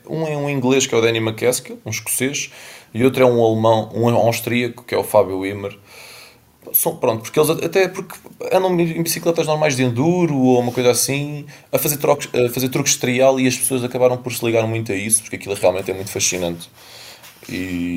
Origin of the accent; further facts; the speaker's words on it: Lisbon, Portugal; sou de Lisboa